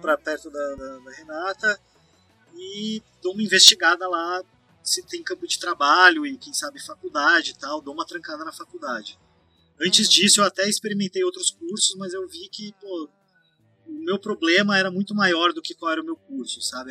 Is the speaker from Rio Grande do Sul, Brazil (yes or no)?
no; São Paulo, Brazil; moved away as an adult; also born or lived in Florianópolis; Eu sou de São Paulo e aí de repente eu estava sozinho na minha cidade natal, na casa dos meus pais.